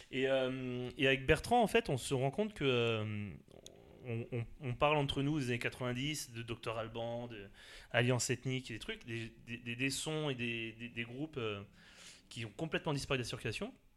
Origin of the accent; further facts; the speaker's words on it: Alsace, Grand Est, France; moved away as an adult; now in Paris, France; j'ai passé toute ma jeunesse en Alsace. Voilà, je suis sur Paris depuis 2006.